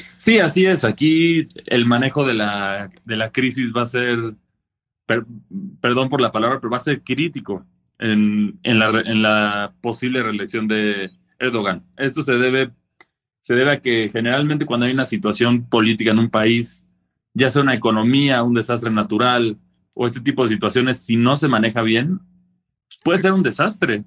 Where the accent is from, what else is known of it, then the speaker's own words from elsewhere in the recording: Mexico; nosotros como mexicanos generalmente ya estamos listos para este tipo de cosas porque los, terremotos son prácticamente una, son de día a día aquí en México